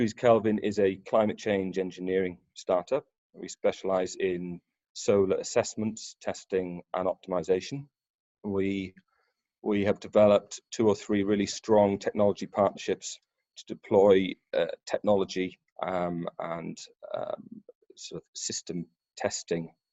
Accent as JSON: {"language": "English", "area": "Pembrokeshire", "region": "southwest Wales", "country": "United Kingdom", "tie": "born or raised there", "said": "I grew up in Pembrokeshire, in southwest Wales, around the oil and gas refineries and terminals down there"}